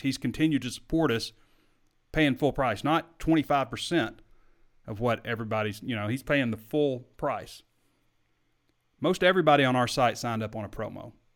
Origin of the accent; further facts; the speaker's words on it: Sheridan, United States; I'm from Sheridan